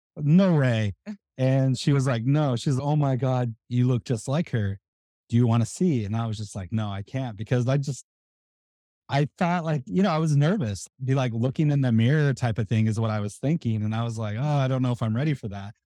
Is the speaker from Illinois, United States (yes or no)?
no; Tulsa, Oklahoma, United States; moved away as an adult; I grew up in Tulsa, Oklahoma